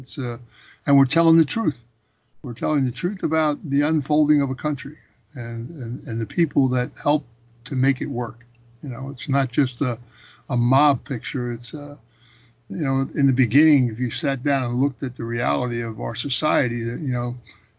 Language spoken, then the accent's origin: English; Philadelphia, Pennsylvania, United States; when I was a kid growing up in Philadelphia, we never locked our front door.